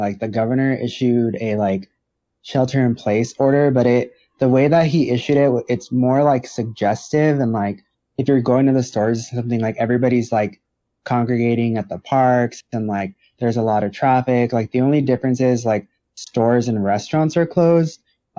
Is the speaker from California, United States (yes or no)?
yes; San Diego, California, United States; also born or lived in Texas / New Mexico; now in Phoenix, United States; I'm originally from San Diego, California. I lived in Texas and New Mexico. The longest place I've ever lived was New Mexico, and I moved to Arizona 3 years ago.